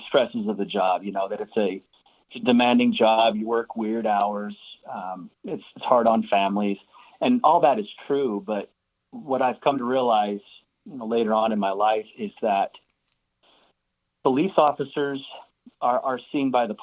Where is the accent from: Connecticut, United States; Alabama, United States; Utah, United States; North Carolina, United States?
Utah, United States; Salt Lake City; moved away as an adult; now in Houston, United States; I actually grew up in the foothills of the mountains north of Salt Lake City in Salt Lake City, Utah.